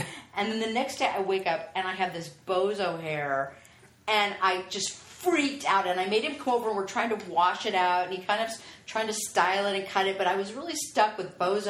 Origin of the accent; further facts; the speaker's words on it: the Valley, California, United States; accent: Valley Girl; I grew up in the Valley.